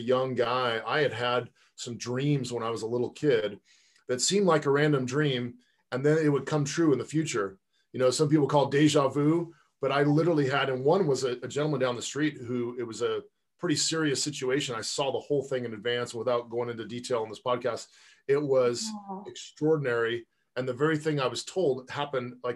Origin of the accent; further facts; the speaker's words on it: Pasadena, California, United States; also born or lived in Palos Verdes, California / Silicon Valley; I grew up in Southern California in Pasadena